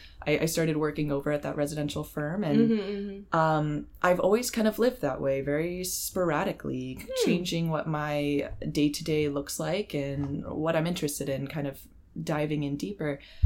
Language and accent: English; North Carolina, United States; now in Miami, United States; So I was born in North Carolina to a logistics manager and a data analyst.